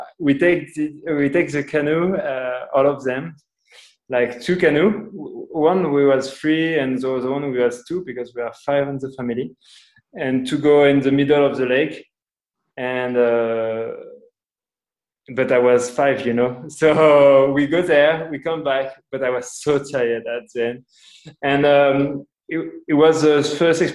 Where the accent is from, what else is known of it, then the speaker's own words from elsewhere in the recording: Angoulême, Nouvelle-Aquitaine, France; English is a second language; moved away as an adult; also born or lived in Spain / Portugal; now in Italy; I was born in France, in Angoulême, with a family of three brothers, one sister